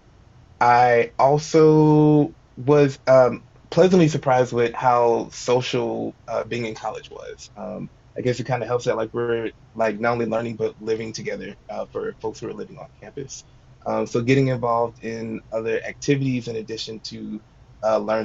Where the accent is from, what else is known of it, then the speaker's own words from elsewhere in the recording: St. Louis, Missouri, United States; I am originally from St. Louis